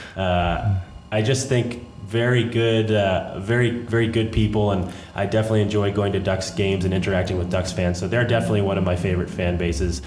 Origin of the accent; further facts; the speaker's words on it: New England, United States; I grew up in New England